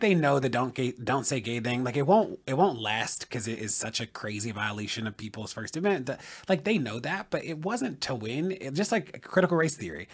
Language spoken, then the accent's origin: English; Baltimore, Maryland, United States; a black gay kid growing up in Baltimore